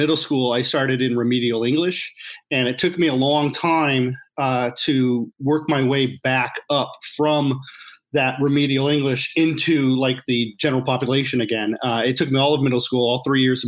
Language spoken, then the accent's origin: English; suburbs of Detroit, Michigan, United States; I grew up in the area, in the suburbs of Detroit